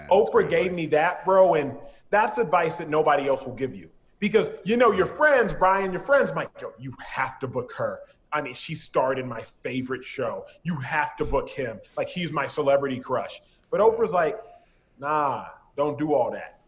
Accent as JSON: {"language": "English", "town": "Dallas", "region": "Texas", "country": "United States", "tie": "born or raised there", "moved": "as an adult", "lives_now": "Los Angeles, United States", "said": "I'm born and raised in Dallas"}